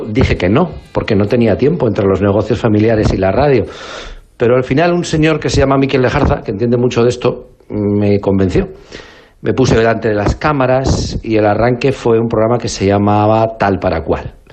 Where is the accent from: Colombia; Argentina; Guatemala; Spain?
Spain; Basque Country; yo en mi tierra eh, sigo siendo